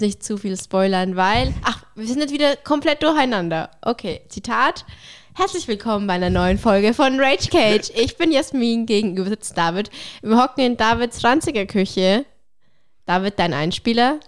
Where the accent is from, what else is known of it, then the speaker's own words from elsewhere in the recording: Bavaria, Germany; bei uns in Bayern, bei mir auf dem Dorf ist es oft so, dass du mit einem Weißwurstfrühstück anfängst